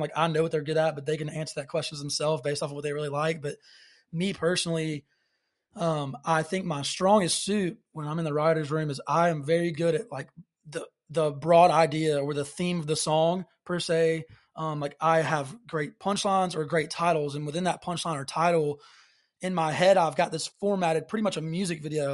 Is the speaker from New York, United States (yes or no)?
no; Alabaster, Alabama, United States; I'm originally from Alabaster, Alabama